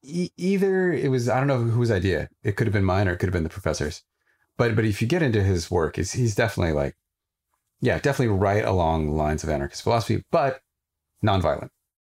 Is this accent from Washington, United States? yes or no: yes; Sequim, Washington, United States; So I grew up in Squim, Washington, rural Washington state. I was one of the only people of color. And so I didn't really relate to being Indian.